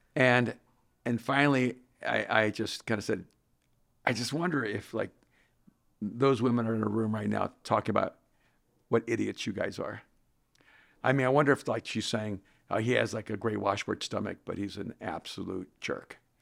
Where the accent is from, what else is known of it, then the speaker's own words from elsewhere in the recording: El Salvador; English is a second language; moved away; I'm from El Salvador.